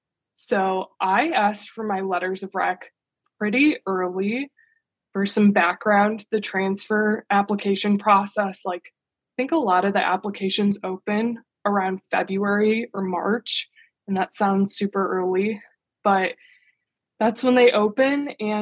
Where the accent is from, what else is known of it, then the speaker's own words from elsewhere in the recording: Midwest, United States; So like I said, I'm from the Midwest originally.